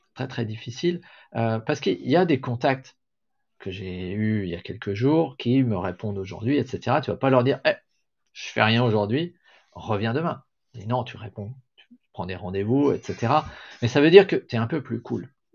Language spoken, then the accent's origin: French; France